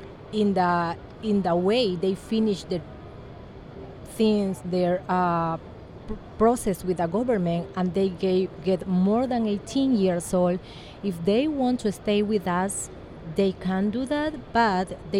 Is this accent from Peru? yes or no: yes; Peru; English is a second language; I'm from Peru